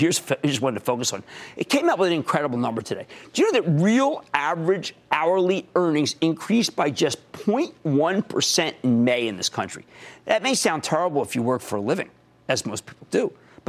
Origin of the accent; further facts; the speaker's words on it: New Jersey, United States; Andrew, my home state of New Jersey.